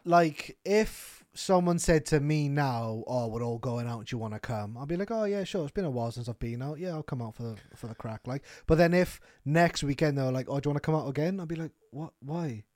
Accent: Wales, United Kingdom; we're Welsh

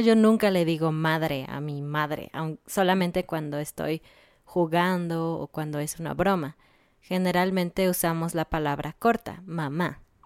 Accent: Mexico

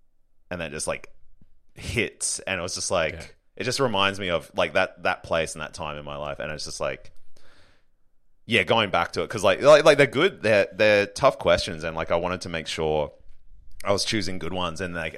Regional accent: Brisbane, Queensland, Australia; now in Sydney, Australia; So I grew up in Brisbane, Queensland. Yeah. I live in Sydney now.

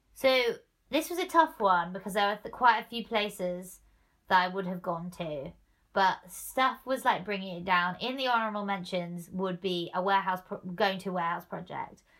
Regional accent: Norwich, East of England, United Kingdom; moved away as an adult; now in Manchester, United Kingdom; back in Norwich, where I grew up, my hometown

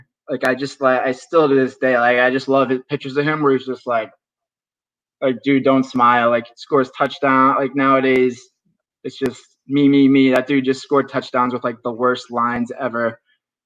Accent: Northeast, United States; up here in the Northeast, or at least when I grew up, it was

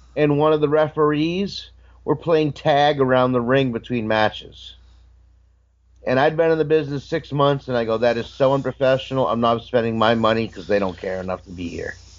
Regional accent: Maine, United States; I'm from Maine.

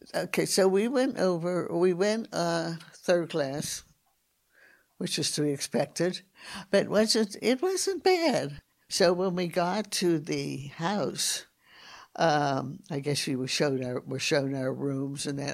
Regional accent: Pittsburgh, Pennsylvania, United States; moved away as an adult; also born or lived in Somerset, Texas; I'm from Pittsburgh, Pennsylvania. And I grew up in a normal Catholic family.

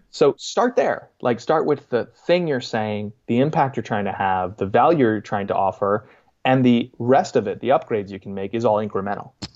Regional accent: Boston, Massachusetts, United States; moved away; also born or lived in Queens, New York; my hometown of Boston

